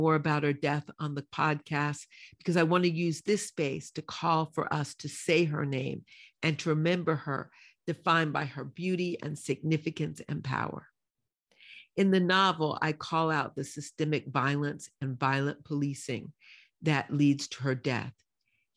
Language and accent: English; Tennessee, United States; my home state of Tennessee